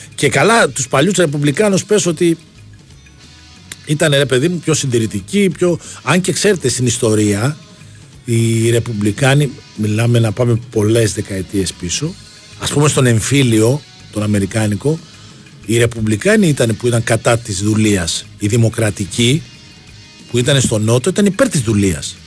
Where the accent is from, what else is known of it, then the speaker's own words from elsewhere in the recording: Greece; also born or lived in Petralona, Athens; τη χώρα που, έχουμε γεννηθεί, που αγαπάμε, που έχουμε κάνει τα παιδιά μας